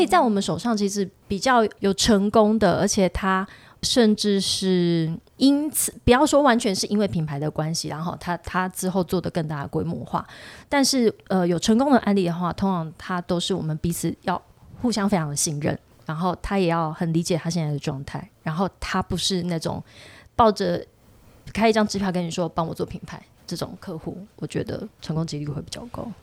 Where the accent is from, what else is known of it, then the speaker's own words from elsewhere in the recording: Taiwan; now in Taipei, Taiwan; I'm from Taiwan